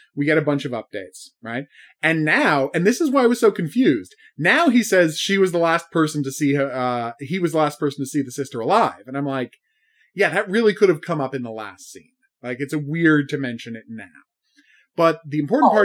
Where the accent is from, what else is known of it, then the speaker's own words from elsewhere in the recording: Canada; I'm Canadian